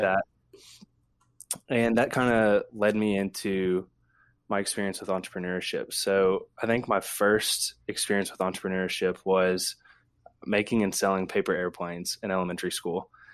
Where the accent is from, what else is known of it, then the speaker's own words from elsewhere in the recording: Ashland, Kentucky, United States; now in Lexington, United States; I'm from Ashland, Kentucky, uh, born and raised